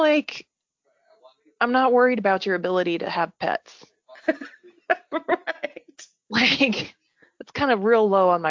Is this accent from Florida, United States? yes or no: yes; Bradenton, Florida, United States; moved away; I say this as a native Floridian, right? Like I grew up there.